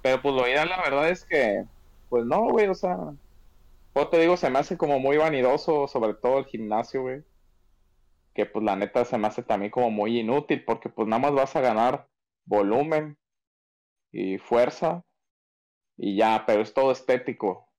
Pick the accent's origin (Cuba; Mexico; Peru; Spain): Mexico; como mexicanos